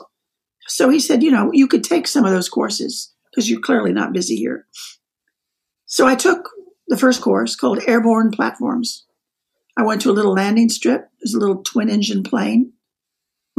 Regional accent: Wichita, Kansas, United States; moved away as an adult; also born or lived in Frankfurt, Germany; I was 20 years old and I'm from Kansas

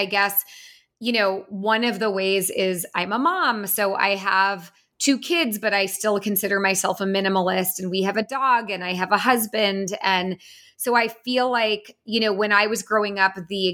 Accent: San Francisco Bay Area, California, United States; I grew up in the San Francisco Bay Area

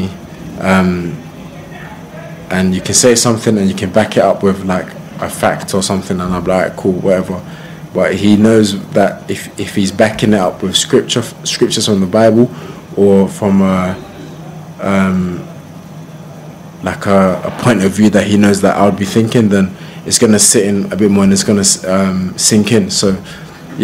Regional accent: Croydon, London, United Kingdom; I'm from Croydon.

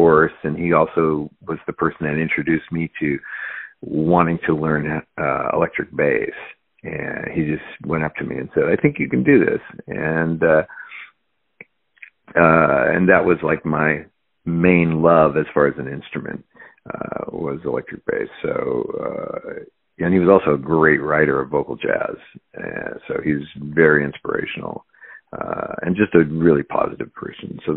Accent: Seattle, Washington, United States; also born or lived in Central California; I pretty much think of myself as growing up in the Pacific Northwest

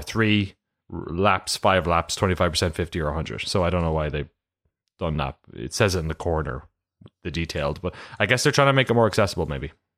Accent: Ireland; also born or lived in London; I'm from Ireland

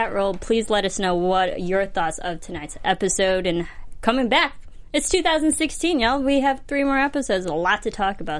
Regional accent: Illinois, United States; I'm from Illinois. That is not the smartest idea to do. I have a cornfield in my backyard.

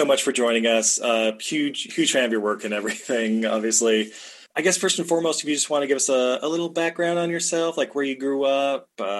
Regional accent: Utah, United States; growing up in Utah myself

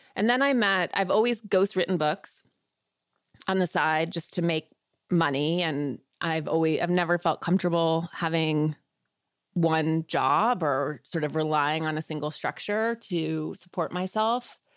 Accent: Missoula, Montana, United States; I was born in Missoula, Montana. which is a small, sort of liberal college town in the northwest part of the state. And I grew up outside of town.

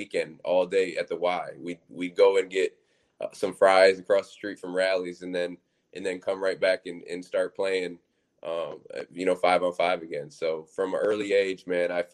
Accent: Michigan, United States; now in Syracuse, United States; I was born in Michigan

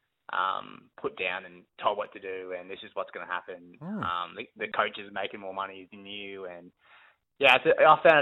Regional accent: Brisbane, Queensland, Australia; Brisbane. My hometown

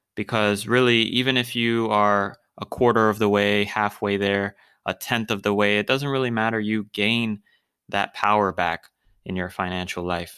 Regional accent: Florida, United States; I'm from Florida

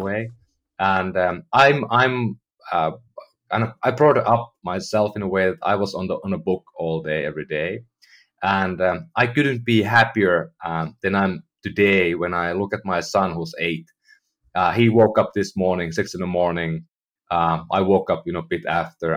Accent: Finland; moved away as an adult; now in United States; I'm from Finland, you know, I lived in, in Europe most of my life

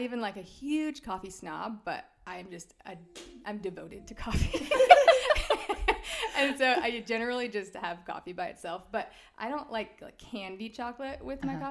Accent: Irving, Texas, United States; moved away as an adult; I grew up in Irving near Dallas.

